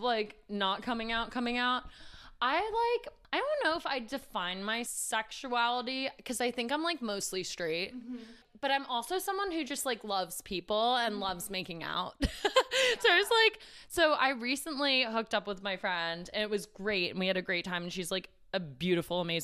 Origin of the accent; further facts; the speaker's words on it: New York City, New York, United States; I grew up in New York City and it was pretty liberal